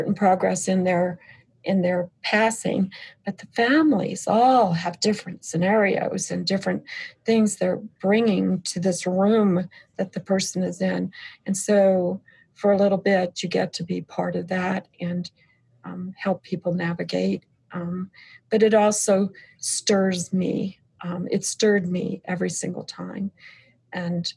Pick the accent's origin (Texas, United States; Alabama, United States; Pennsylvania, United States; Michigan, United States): Michigan, United States; Flint; now in California, United States; I was born in Flint, Michigan, and then here we are in California